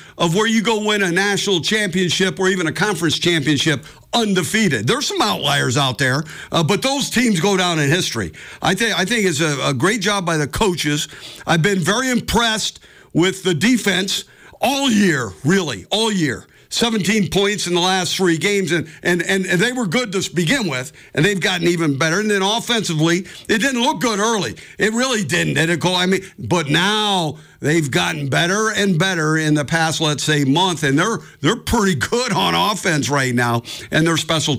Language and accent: English; San Jose, California, United States; now in Montana, United States; I came from Northern California, South San Jose in here